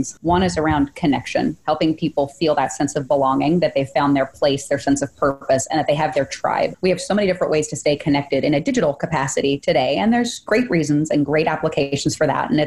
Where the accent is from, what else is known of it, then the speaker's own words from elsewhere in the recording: Oklahoma, United States; also born or lived in Austin, Texas; I was born in Austin and then moved to Oklahoma in third grade and stayed there all the way through college